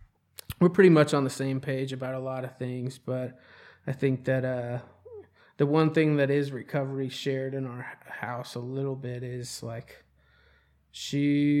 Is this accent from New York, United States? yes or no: no; Charlotte, North Carolina, United States; I moved 8 times before I ended up in Charlotte.